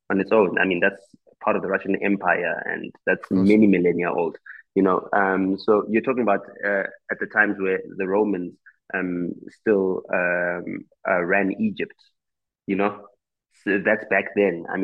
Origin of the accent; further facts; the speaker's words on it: South Africa; first language Xitsonga; English is a second language; I am not fluent in my mother tongue, which is Xitsonga